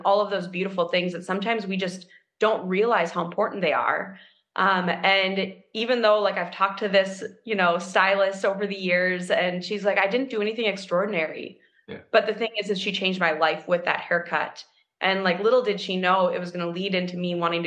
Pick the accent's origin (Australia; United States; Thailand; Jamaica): United States; Minneapolis, Minnesota; I'm from Minneapolis, Minnesota. I grew up downtown Minneapolis.